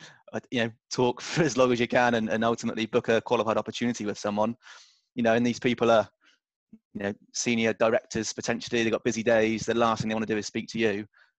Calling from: Sydney, New South Wales, Australia; moved away as an adult; I'm calling in from Sydney, Australia.

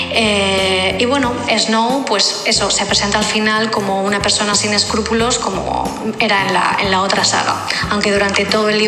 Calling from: Barcelona, Catalonia, Spain; de Barcelona.

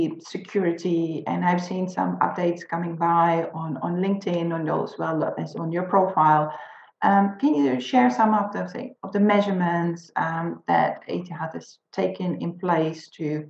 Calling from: Netherlands; English is a second language; as I'm speaking from the Netherlands, where we are in a full lockdown.

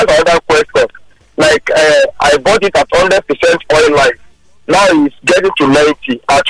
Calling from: Lagos, Nigeria; I'm calling from Surulere.

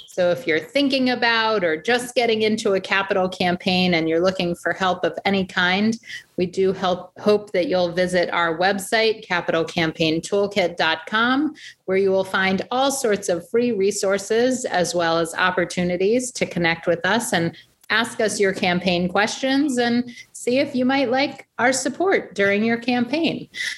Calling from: central New Jersey, United States; calling in from sunny central New Jersey.

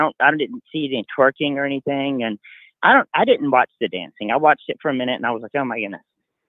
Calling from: Coleman, Alabama, United States; I'm calling out of Coleman, Alabama.

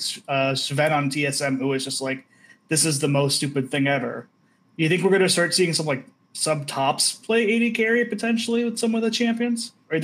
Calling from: Idaho, United States

